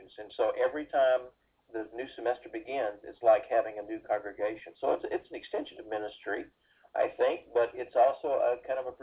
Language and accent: English; Decatur, Georgia, United States; moved away as an adult; also born or lived in Fort Worth, Texas; I grew up in Georgia, outside of Atlanta, at a little place called Decatur